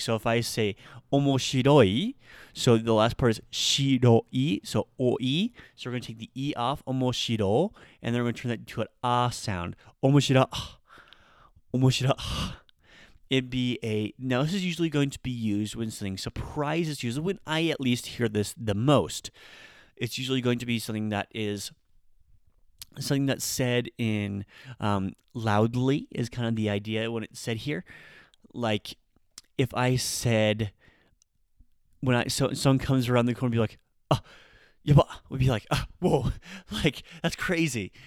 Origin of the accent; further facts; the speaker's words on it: Nebraska, United States; I'm from Nebraska